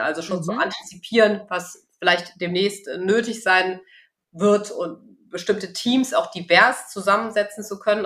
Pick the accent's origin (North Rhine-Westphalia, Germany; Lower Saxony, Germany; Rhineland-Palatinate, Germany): North Rhine-Westphalia, Germany; Bonn; moved away as an adult; now in Cologne, Germany; Ich bin äh, ganz gebürtige Rheinländerin. Also bin in oh. Bonn geboren, ähm, früher auf Rotmariechen gewesen.